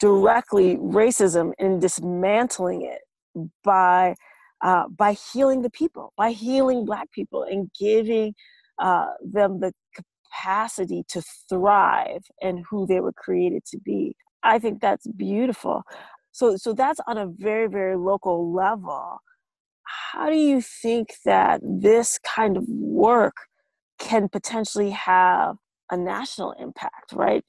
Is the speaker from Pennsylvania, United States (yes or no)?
no; Minneapolis, Minnesota, United States; I'm from Minneapolis